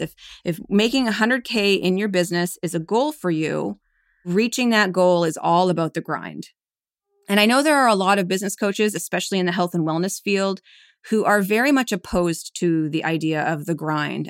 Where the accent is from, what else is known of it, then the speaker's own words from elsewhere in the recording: Calgary, Alberta, Canada; moved away as an adult; now in New York, United States; my husband and I are both originally from Canada. I was born in Calgary, Alberta